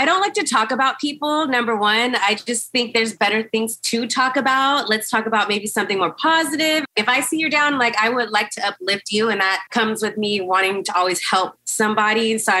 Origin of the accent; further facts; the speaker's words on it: California, United States; But I'm from California, in my late 20s. I'm just, you know, fun-loving girl out